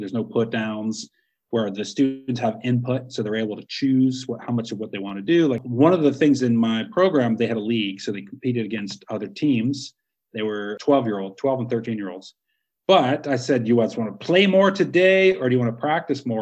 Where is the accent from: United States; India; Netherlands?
United States; I'm from America